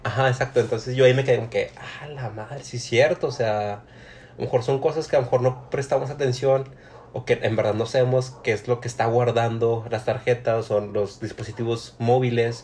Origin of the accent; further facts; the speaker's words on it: Monterrey, Nuevo León, Mexico; nosotros somos de Monterrey